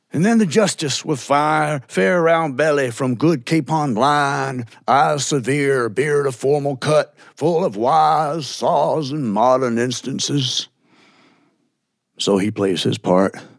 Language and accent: English; northern Georgia, United States; I love returning home and feeling the familiar. And yes, my accent does start switching back